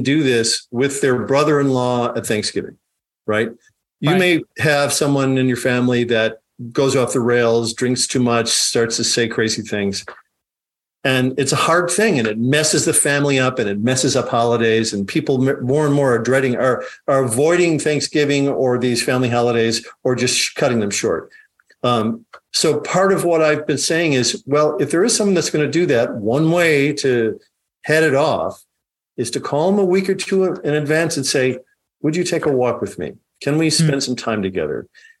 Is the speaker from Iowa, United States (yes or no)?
yes; Dubuque, Iowa, United States; also born or lived in Chicago, Illinois; So I grew up in Iowa. I grew up in elementary school and high school in Dubuque, Iowa